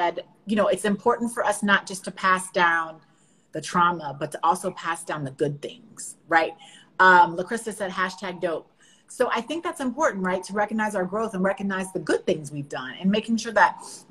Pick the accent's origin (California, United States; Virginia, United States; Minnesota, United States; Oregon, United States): Virginia, United States; Northern; Did you know I was from Northern Virginia? I'm from outside of DC.